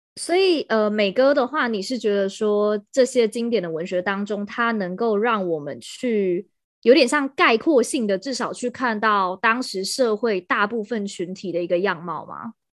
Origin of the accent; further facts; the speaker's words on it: Taiwan; 我们是台湾人